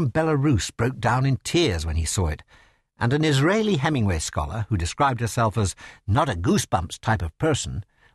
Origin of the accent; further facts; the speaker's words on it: Sheffield, Yorkshire and the Humber, United Kingdom; born in Sheffield, England, my hometown